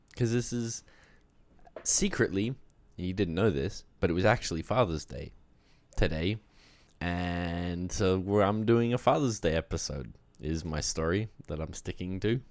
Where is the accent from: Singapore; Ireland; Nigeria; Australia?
Australia; moved away; I grew up in Australia. I spent fourteen years there